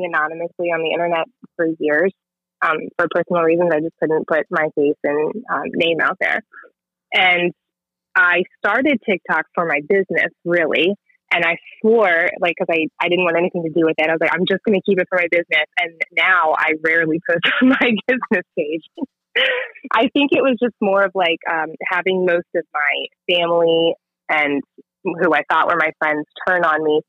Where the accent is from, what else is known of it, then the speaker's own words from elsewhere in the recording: Montgomery County, Maryland, United States; moved away; I grew up in Montgomery County, but I have kind of bounced all over the place